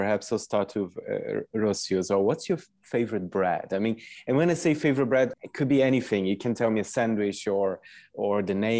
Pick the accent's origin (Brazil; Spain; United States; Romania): Brazil; because I'm from Brazil